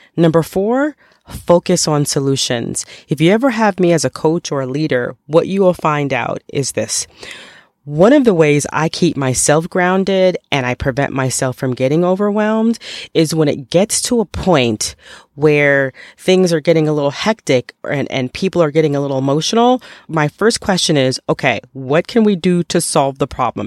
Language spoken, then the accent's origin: English; New York, United States; I grew up in New York